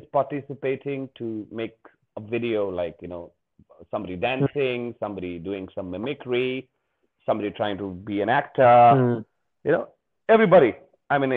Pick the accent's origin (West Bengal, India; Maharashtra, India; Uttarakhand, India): West Bengal, India; Darjeeling; moved away as an adult; also born or lived in Delhi / Gurgaon / Noida / United Kingdom; I have my own firm here in Darjeeling, West Bengal